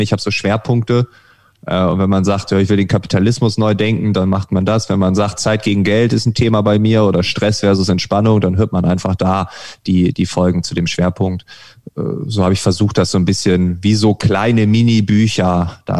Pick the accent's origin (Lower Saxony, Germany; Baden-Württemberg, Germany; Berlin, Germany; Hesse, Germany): Lower Saxony, Germany; Ich war schon in meiner Heimat zweimal äh, auf öffentlichen Veranstaltungen Ostfriesland.